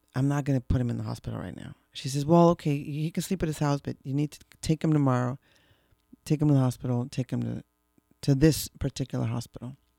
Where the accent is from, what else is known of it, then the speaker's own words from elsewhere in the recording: Mexico City, Mexico; we grew up in Mexico City, when we were little